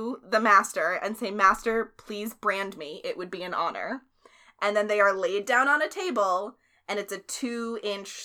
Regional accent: Clifton Park, New York, United States; moved away; I grew up there

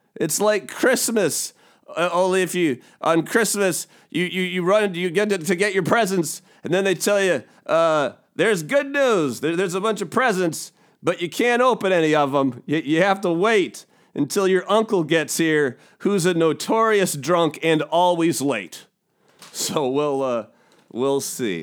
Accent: United States; accent: American; my American accent

